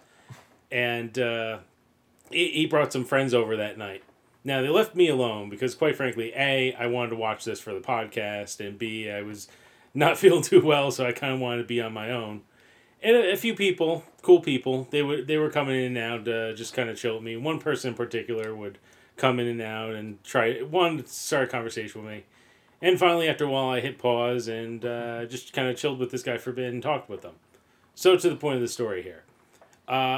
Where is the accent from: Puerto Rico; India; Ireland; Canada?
Ireland; I'm Irish